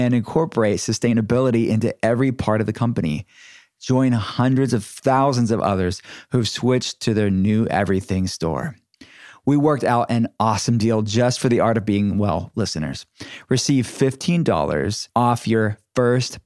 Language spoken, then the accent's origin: English; Pittsburgh, Pennsylvania, United States; I'm from Pittsburgh